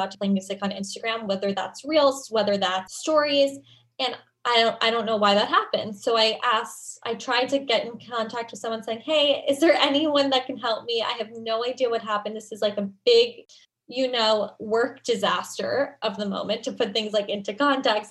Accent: New York, United States; I grew up in New York

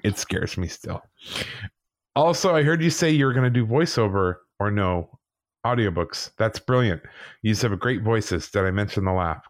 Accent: England, United Kingdom; I was born in England.

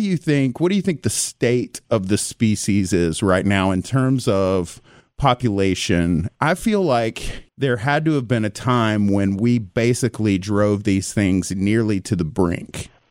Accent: Tyler, Texas, United States; I'm from East Texas. I'm actually from Tyler, you know, ginormous pine trees

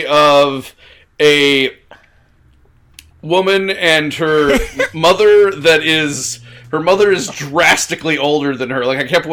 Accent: Chesapeake Bay, United States; moved away; also born or lived in Philadelphia; I grew up in the Chesapeake Bay region, and so Fredericksburg, Maryland was not far

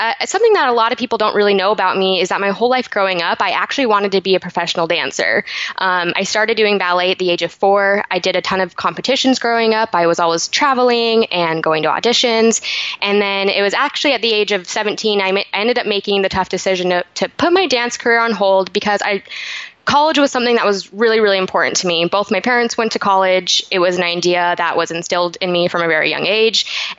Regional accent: Salt Lake City, Utah, United States; now in San Diego, United States; I was actually born and raised in Salt Lake City, Utah.

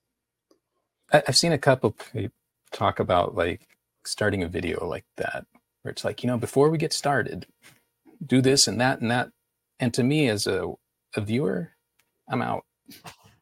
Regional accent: Houston, Texas, United States; also born or lived in Chicago, Illinois; I was born in Chicago. Then we moved to Houston

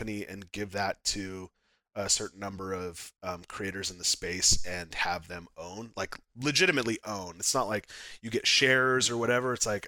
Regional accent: Utah, United States; now in Arizona, United States; So I came from Utah. I've lived here 6 months in Arizona.

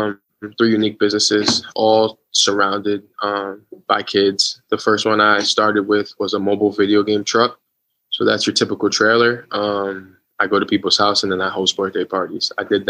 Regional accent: Westchester, New York, United States; I'm from Westchester, New York, 25 years old

